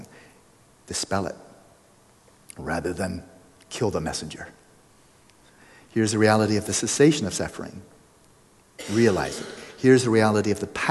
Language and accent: English; Pasadena, California, United States; my hometown, Pasadena